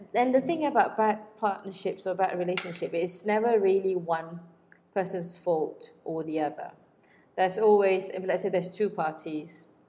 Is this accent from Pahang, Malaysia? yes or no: yes; Kuantan, Pahang, Malaysia; moved away; I went back to my hometown in Kuantan